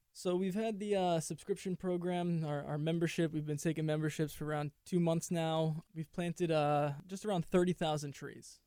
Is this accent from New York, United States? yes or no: yes; New York City, New York, United States; I grew up in New York City, the concrete jungle.